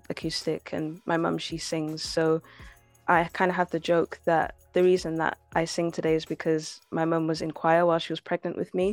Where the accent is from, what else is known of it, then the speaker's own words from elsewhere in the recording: DR Congo; like we listen to a lot of music in Lingala because we're Congolese.